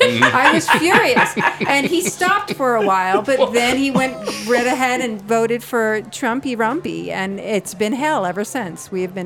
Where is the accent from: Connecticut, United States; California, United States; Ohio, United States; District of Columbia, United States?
District of Columbia, United States; Washington; moved away; I actually grew up in Washington, D.C.